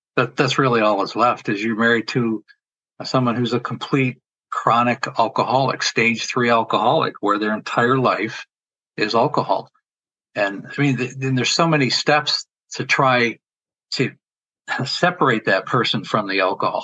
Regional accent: New York, United States; moved away; I'm originally from New York.

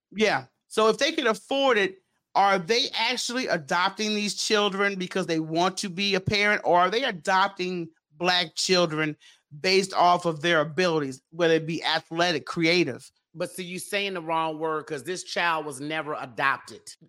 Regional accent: Memphis, Tennessee, United States; I'm from South Memphis

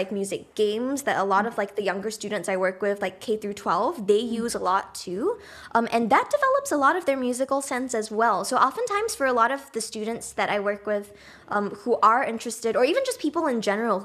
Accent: Singapore; moved away; I grew up in Singapore, but half of my family, my dad's side is actually from the Netherlands

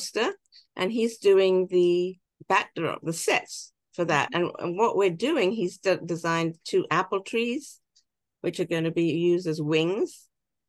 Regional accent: England, United Kingdom; now in United States; So I can see the wonderful opportunities as a British immigrant

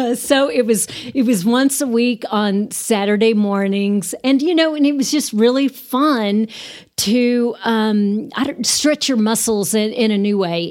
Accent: Amarillo, Texas, United States; also born or lived in Austin, Texas / Waco, Texas; I am from Amarillo, born and raised.

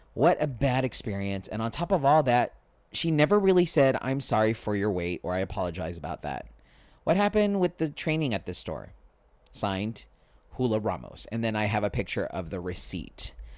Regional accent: Spring Valley, United States; Where I grew up in Spring Valley, there was no Burger King

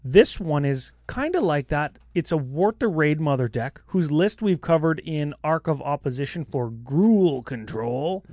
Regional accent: Canada; we're Canadian

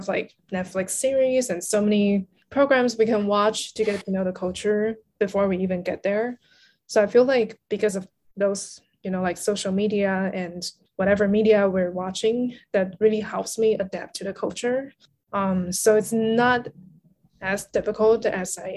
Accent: Taiwan; English is a second language; I'm from the island and I'm from Taiwan.

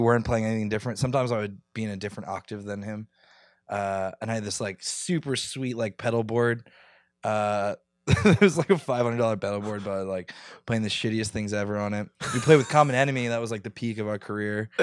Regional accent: near Philadelphia, Pennsylvania, United States; I grew up near Philly

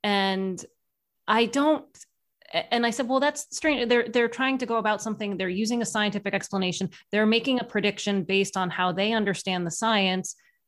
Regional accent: Ireland; Well, I'm Irish. We like to embellish our stories

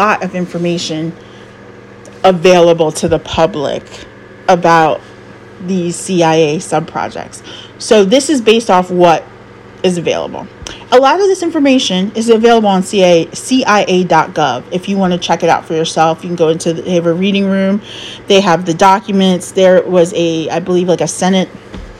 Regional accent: United States; I love being an American

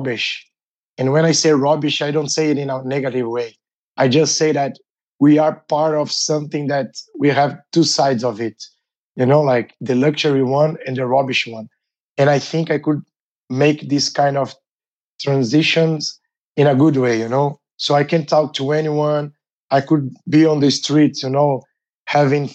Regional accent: São Paulo, Brazil; I'm from Brazil, São Paulo, one of the biggest cities in the world

